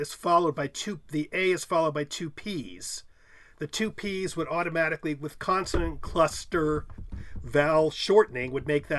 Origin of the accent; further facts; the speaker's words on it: New York, United States; I'm from New York, and I pronounce it …